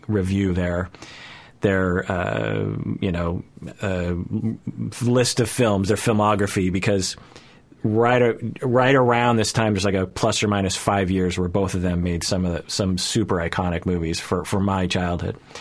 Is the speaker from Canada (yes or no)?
no; United States; as a Japanese person growing up in America at the time